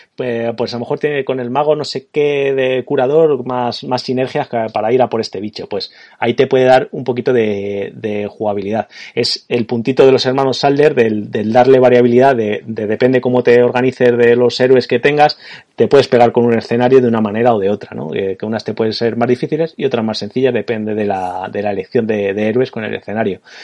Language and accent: Spanish; Spain; como españoles de los, eh, de los 80 y que, que jugamos mucho al ordenador de los 90